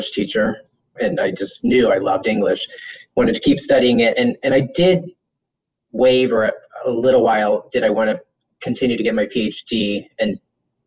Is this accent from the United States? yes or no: yes; Orlando, Florida, United States; also born or lived in Gainesville, Florida / Washington, D.C. / Durham, North Carolina; now in Miami, United States; I was born in Orlando, Florida, just before the mouse opened his house there. So grew up in a city that grew around me.